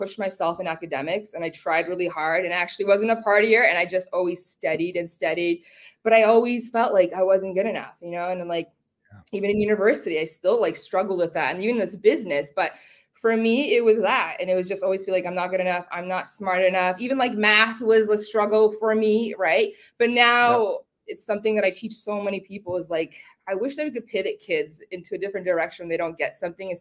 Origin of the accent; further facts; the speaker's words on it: London, Ontario, Canada; English is a second language; also born or lived in Zgorzelec, Poland / Toronto; So we came to London, Ontario. And I've lived in Toronto and London most of my life. I was raised in London.